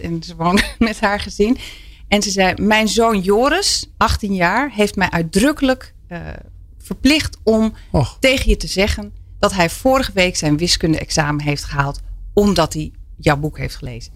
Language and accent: Dutch; Twente, Overijssel, Netherlands; ik ben opgegroeid in Twente